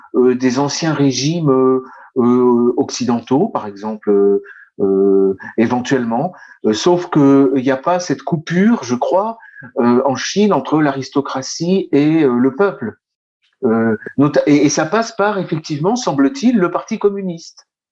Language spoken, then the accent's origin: French; France; nous sommes en France, nous sommes français